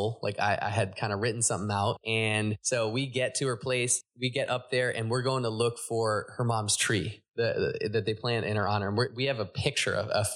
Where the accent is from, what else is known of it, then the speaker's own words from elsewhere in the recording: Laguna Niguel, California, United States; I was born out here in Laguna Niguel in Orange County, California